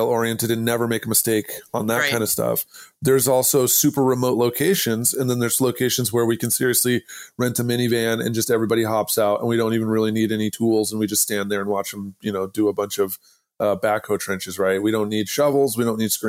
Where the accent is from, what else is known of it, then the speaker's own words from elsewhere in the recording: Idaho, United States; I'm from Idaho